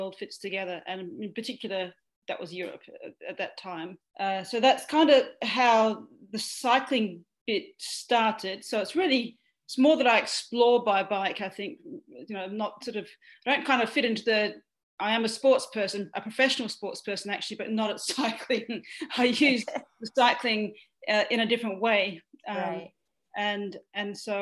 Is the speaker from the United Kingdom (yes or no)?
no; east of Perth, Western Australia, Australia; now in Melbourne, Australia; I come from Western Australia, actually. So I grew up on a wheat and sheep farm about 130 kilometres east of Perth